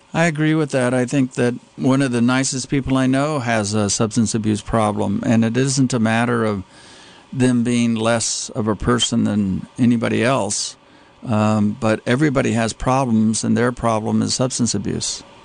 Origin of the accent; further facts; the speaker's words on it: Texas, United States; I grew up in Texas